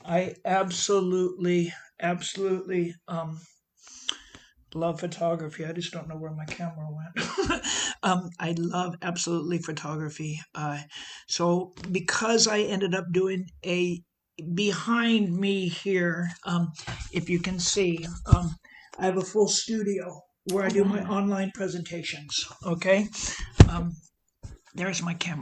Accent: Southern California, United States; accent: American; moved away as an adult; also born or lived in London, United Kingdom; now in Sutton Coldfield, United Kingdom; growing up in Southern California

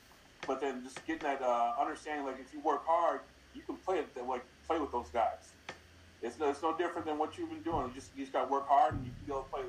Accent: United States; I grew up in Washington

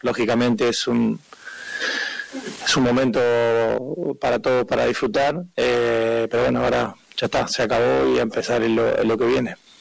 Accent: Argentina; somos argentinos

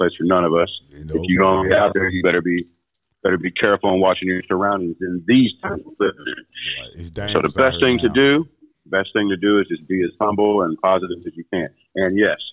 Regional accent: Illinois, United States; I'm from Illinois

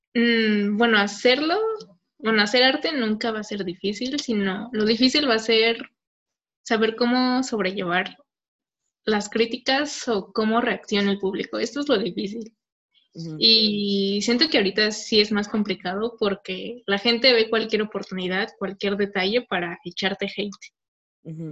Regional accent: Mexico

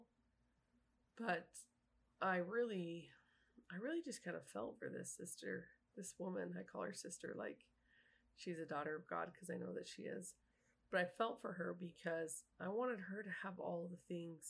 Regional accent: Utah, United States; now in Kentucky, United States; I was from Utah

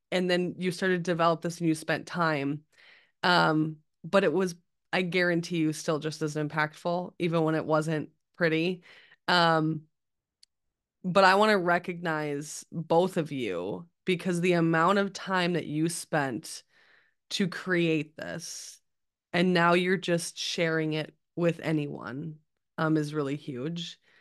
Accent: Midwest, United States; us Midwest people

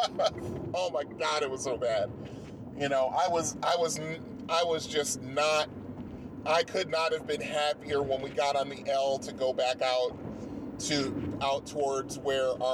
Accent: Bridgeport, Connecticut, United States; moved away; I grew up in Bridgeport, Connecticut

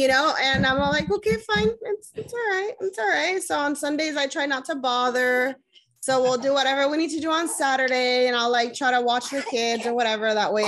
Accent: Puerto Rico; moved away; also born or lived in California; I was raised in Puerto Rico

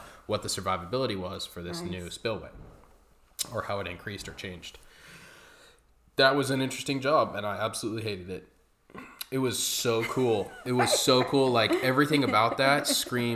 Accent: Coeur d'Alene, Idaho, United States; we grew up in Coeur d'Alene

